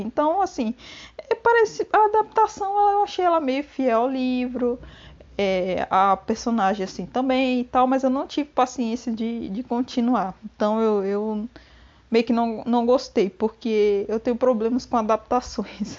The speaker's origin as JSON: {"language": "Portuguese", "country": "Brazil", "said": "nós brasileiros podemos falar igual portugueses"}